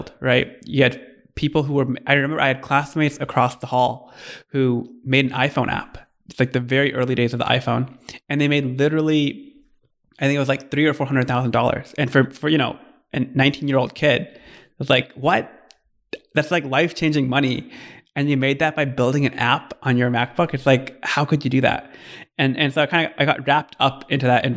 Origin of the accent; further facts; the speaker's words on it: Michigan, United States; moved away as an adult; also born or lived in California; my background is I grew up in Michigan and then came out to Stanford for undergrad